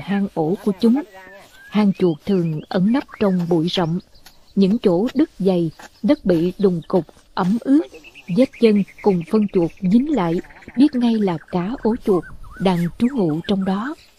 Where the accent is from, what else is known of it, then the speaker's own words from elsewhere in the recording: Mekong Delta, Vietnam; moved away; các món ở quê tôi thường chế biến từ chuột